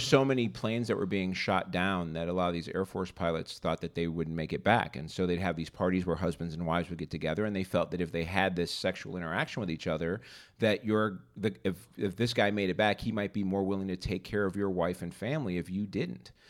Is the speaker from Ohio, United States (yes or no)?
no; Boystown, Illinois, United States; I grew up in Boys Town